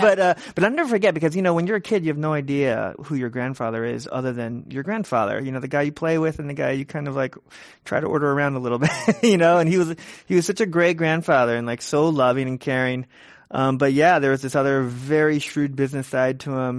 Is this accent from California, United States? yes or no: yes; San Francisco, California, United States; I was born and raised in San Francisco, Richmond District, and I, and I live in the Richmond District now even